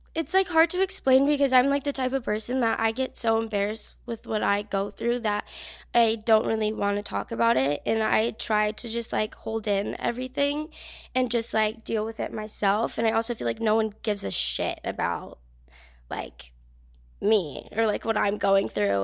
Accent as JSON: {"language": "English", "region": "New Jersey", "country": "United States", "moved": "yes", "said": "I'm from New Jersey, very small town"}